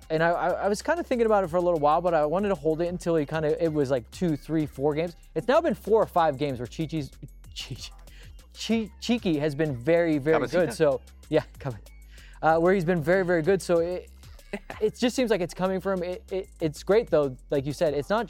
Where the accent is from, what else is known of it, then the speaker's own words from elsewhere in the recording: Ecuador; English is a second language; I'm from Ecuador, but I've learned this saying, revenge is a dish best served cold.